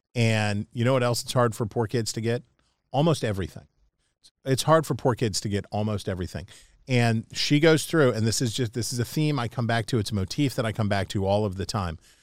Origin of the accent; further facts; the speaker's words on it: West Virginia, United States; as a West Virginian, as an Appalachian American